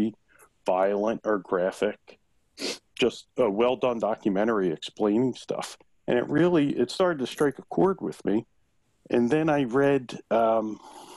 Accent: Philadelphia, Pennsylvania, United States; I grew up in South Philly. I'm Italian

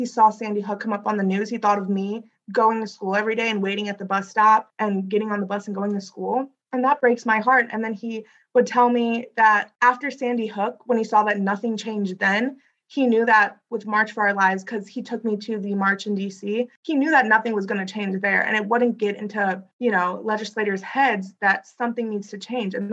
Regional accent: South India, India; So, personally, my family, we come from South India.

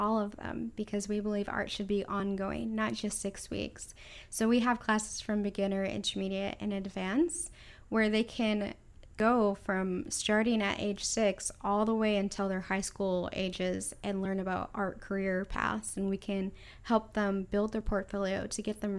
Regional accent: California, United States; I'm from California, you know.

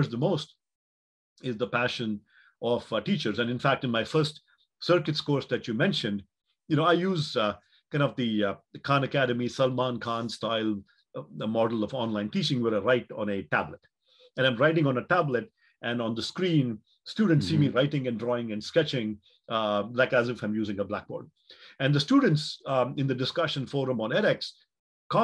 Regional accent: Mangalore, Karnataka, India; moved away as an adult; also born or lived in Chennai / Palo Alto; my hometown of Mangalore or when I went to college in Chennai or you know later college in Palo Alto

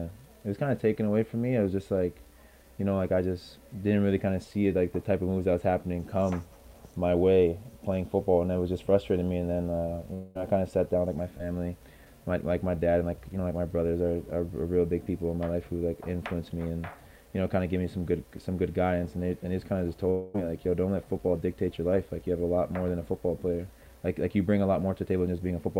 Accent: Canada; also born or lived in Alabama, United States; a Canadian high school graduate

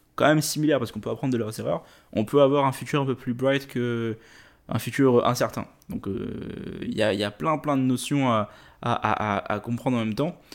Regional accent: Réunion; moved away as an adult; also born or lived in Quebec; je viens de l'île de la Réunion

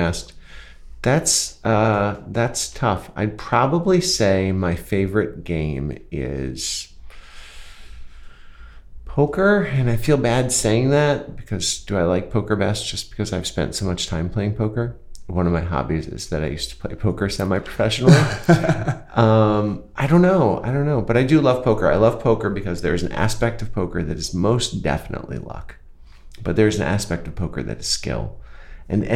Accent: Grand Rapids, Michigan, United States; when I was a young boy growing up in Grand Rapids, Michigan

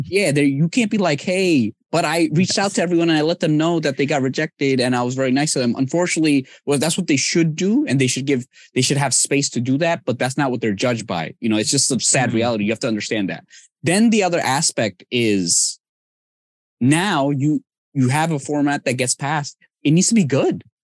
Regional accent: Bangladesh; now in United States; I'm from Bangladesh

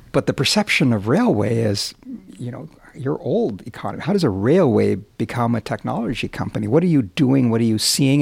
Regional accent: Alberta, Canada; I grew up in Alberta

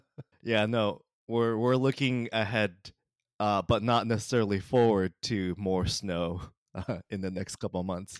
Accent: Kanagawa, Japan; moved away as an adult; now in Boston, United States; I grew up mostly in uh, Kanagawa Prefecture, which is just south of Tokyo

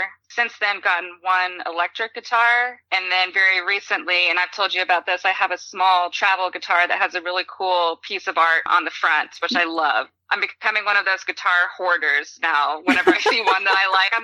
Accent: Austin, Texas, United States; also born or lived in San Diego; I spent most of my life growing up in Austin, which everybody knows is a huge music city

